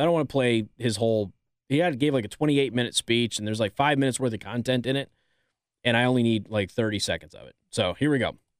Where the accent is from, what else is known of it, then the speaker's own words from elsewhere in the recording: Nevada, United States; My hometown of Nevada